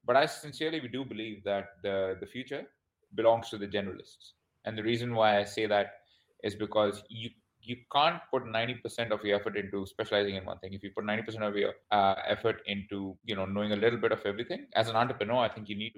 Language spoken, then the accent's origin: English; Vancouver, British Columbia, Canada; also born or lived in India / United Kingdom / Australia; now in Bangkok, Thailand; I was born in India. I studied in the UK, and then my family immigrated to Canada. So I am Canadian. So I'm from a place called Vancouver, BC.